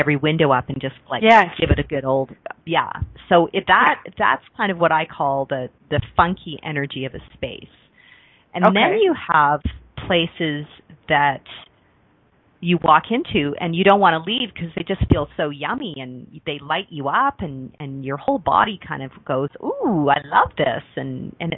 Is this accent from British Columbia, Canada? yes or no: no; Mississauga, Ontario, Canada; also born or lived in Toronto; I was born in Toronto, Ontario, Canada, and grew up outside of Toronto. It used to be the country. It was called Mississauga